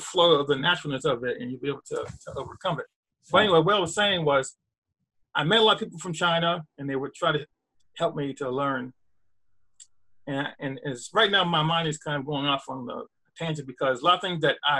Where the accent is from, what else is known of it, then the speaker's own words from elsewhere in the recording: Canada; now in Pittsburgh, United States; I live in Pittsburgh, Pennsylvania. I grew up in Canada, and I learned French in Canada.